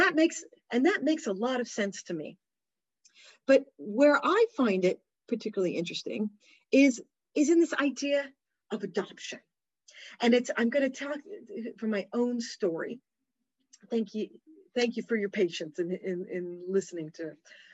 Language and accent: English; United Kingdom; my whole life is I'm British. We're British. I root for the Welsh rugby team.